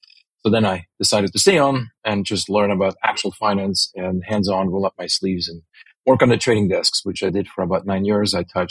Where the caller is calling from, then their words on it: California, United States; California, the Bay Area.